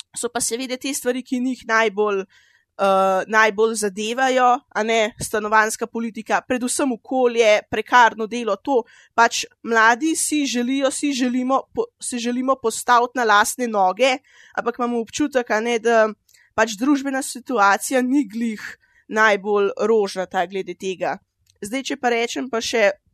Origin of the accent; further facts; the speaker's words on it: Tržič, Upper Carniola, Slovenia; sem iz Tržiča